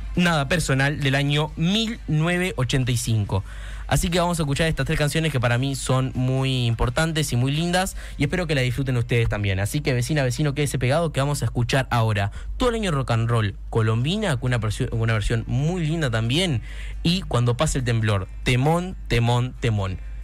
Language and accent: Spanish; Carmelo, Colonia, Uruguay; el coro Liceo número 2 de Carmelo, que para mí es un honor que vengan los chiquilines a cantar, porque yo formé parte